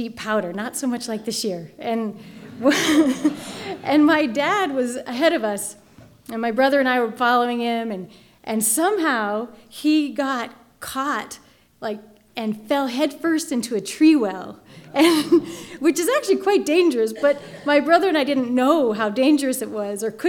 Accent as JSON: {"language": "English", "town": "Durango", "region": "Colorado", "country": "United States", "tie": "born or raised there", "said": "I grew up here in Durango"}